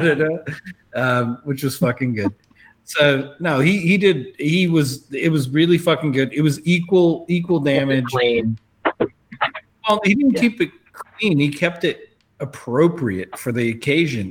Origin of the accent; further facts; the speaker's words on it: South Africa; as a South African